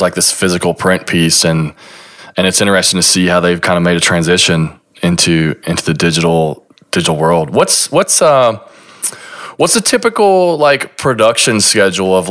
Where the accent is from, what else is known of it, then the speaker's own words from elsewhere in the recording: Kentucky, United States; moved away; my hometown, my small little Kentucky hometown